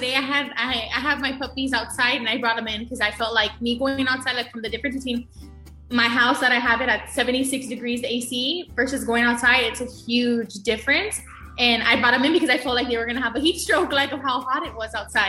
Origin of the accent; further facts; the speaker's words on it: Rio Grande Valley, Texas, United States; I was born in the Valley. I was born here in 1999, so I'm a 1999 baby. I'm a 2000 baby. I feel like living here in the Valley, like it's an awesome experience.